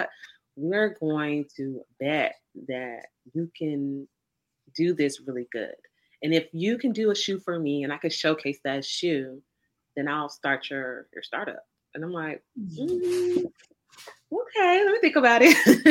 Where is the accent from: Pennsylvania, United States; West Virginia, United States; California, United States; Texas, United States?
Texas, United States; Dallas; also born or lived in McKinney, Texas / Frisco, Texas; I am homegrown from Dallas, Texas, born and raised. Texas my whole life. I grew up in North Dallas.